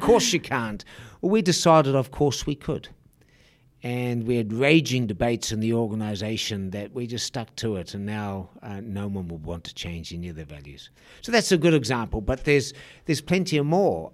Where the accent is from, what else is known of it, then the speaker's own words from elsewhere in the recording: New Zealand; moved away; I'm a Kiwi.